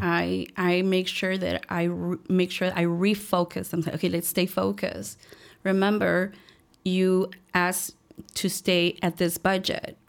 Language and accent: English; Chicago, Illinois, United States; I was born and raised here in Chicago, um, a little place called Little Village